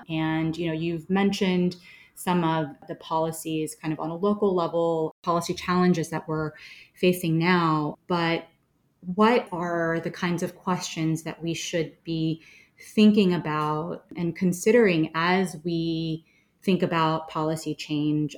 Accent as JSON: {"language": "English", "region": "Florida", "country": "United States", "tie": "born or raised there", "also_born_or_lived": "New York City", "moved": "yes", "said": "I grew up in Florida, and I lived in New York City for a long time"}